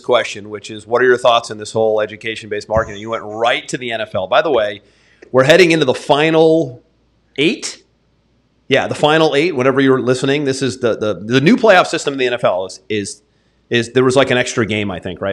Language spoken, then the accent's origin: English; New England, United States; now in Florida, United States; I grew up in New England